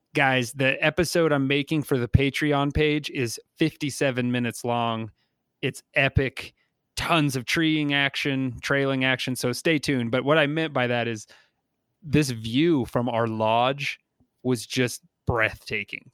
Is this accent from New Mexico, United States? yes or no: yes; New Mexico, United States; I'm from New Mexico, like, I know Ramshackle and I'm okay with it